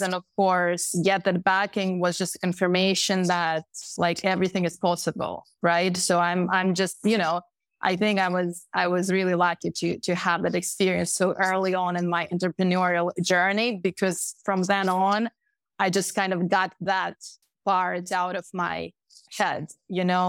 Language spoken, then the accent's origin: English; Moscow, Russia; moved away as an adult; also born or lived in Pennsylvania, United States; I was, I was born in Moscow